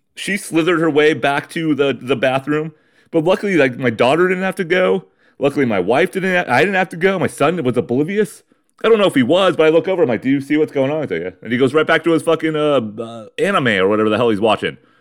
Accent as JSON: {"language": "English", "town": "Ramona", "region": "California", "country": "United States", "tie": "born or raised there", "said": "in my hometown, in my garage of Ramona, California."}